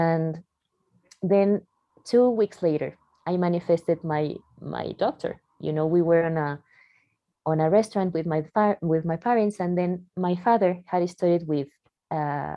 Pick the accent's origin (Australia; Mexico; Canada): Mexico; Mexico City; also born or lived in Barcelona; I'm from Mexico. I was born in Mexico City.